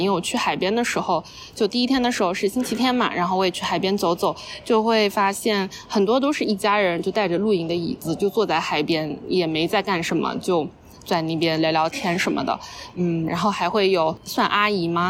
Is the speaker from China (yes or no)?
yes; China; 我说我是中国的